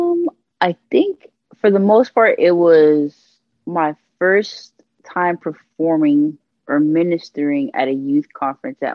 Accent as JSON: {"language": "English", "town": "Miami", "region": "Florida", "country": "United States", "tie": "born or raised there", "said": "I'm born and raised in 305 Miami, Florida, Dade County"}